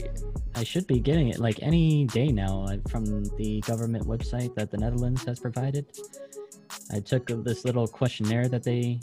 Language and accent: English; United States; I'm American.